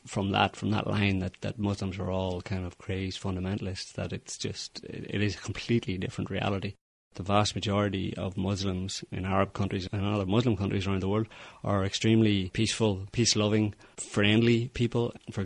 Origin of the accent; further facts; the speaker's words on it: Northern Ireland, United Kingdom; given that I grew up in Northern Ireland during the, well, I was born towards the beginning of the Troubles.